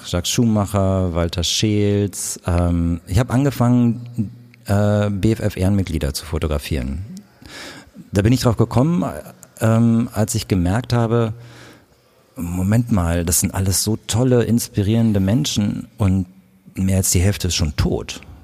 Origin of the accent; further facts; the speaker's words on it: Königswinter, North Rhine-Westphalia, Germany; now in Berlin, Germany; Ich komme aus Königswinter, ich bin da aufgewachsen